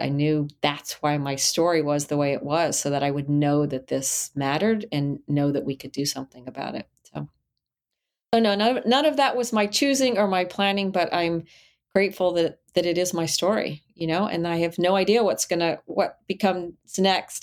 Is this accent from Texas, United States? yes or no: yes; El Paso, Texas, United States; moved away; also born or lived in Charlotte, North Carolina, United States; I grew up in El Paso, Texas